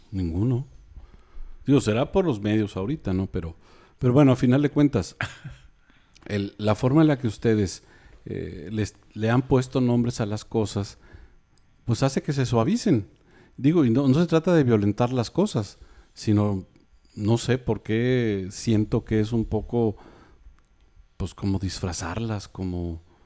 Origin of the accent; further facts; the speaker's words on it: Mexico City, Mexico; now in Monterrey, Mexico; tengo muchos años viviendo aquí, o sea, yo me considero más pues, regio, yo no me considero ya chilango